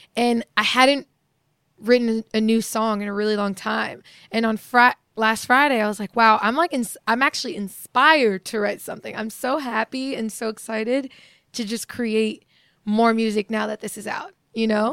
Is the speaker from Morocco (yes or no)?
yes; Morocco; moved away; I was born in Morocco